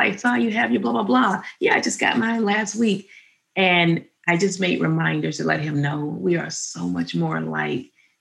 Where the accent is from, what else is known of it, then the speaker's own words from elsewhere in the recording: Birmingham, Alabama, United States; We grew up in Alabama, Birmingham, Alabama